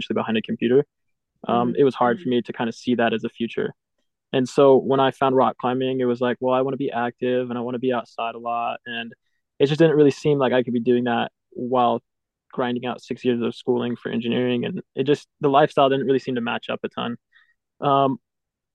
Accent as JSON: {"language": "English", "town": "Houston", "region": "Texas", "country": "United States", "tie": "born or raised there", "said": "I'm from Houston. That's where I grew up"}